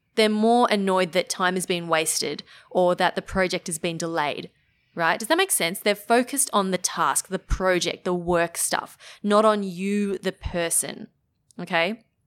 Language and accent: English; Melbourne, Victoria, Australia; I'm from Melbourne